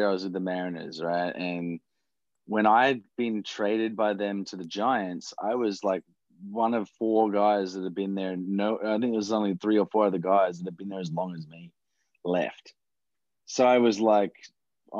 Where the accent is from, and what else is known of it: Australia; also born or lived in United States